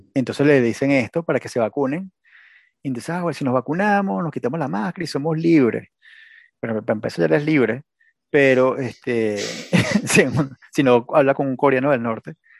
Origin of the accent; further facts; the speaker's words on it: Venezuela; moved away as an adult; also born or lived in United States; yo me fui de Venezuela a Estados Unidos cuando estaba Obama